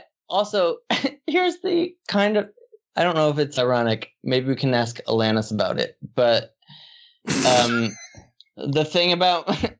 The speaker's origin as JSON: {"language": "English", "area": "near Scranton", "region": "Northeastern Pennsylvania", "country": "United States", "tie": "born or raised there", "said": "Northeastern Pennsylvania, near Scranton."}